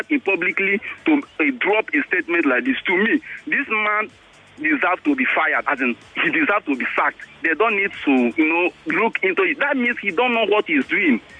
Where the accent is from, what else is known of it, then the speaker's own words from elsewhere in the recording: Nigeria; The kind of statement or the kind of work they present, to me as a Nigerian, I always been ashamed.